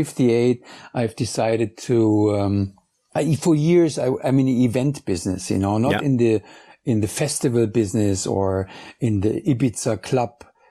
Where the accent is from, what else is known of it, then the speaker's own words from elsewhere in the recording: Munich, Bavaria, Germany; English is a second language; moved away; also born or lived in New York; I'm from Munich